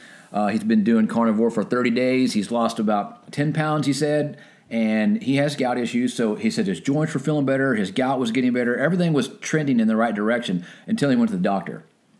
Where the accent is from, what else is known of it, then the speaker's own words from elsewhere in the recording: Texas, United States; since we're from Texas